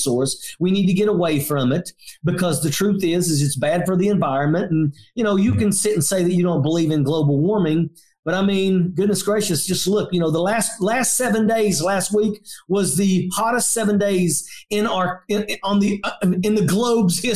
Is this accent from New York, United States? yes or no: no; southern West Virginia, United States; my hometown